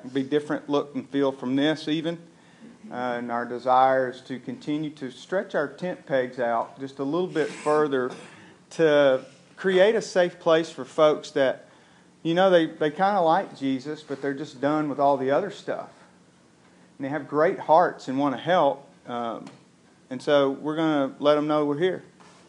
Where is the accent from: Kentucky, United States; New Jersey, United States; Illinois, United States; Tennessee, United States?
Tennessee, United States; Tullahoma; I'm from Tullahoma, and I get that.